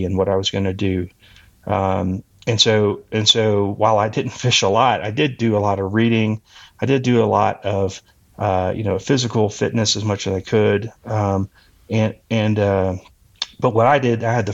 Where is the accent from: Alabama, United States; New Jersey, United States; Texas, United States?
Texas, United States; moved away; also born or lived in Colorado; I moved to Colorado from Texas, where I'm originally from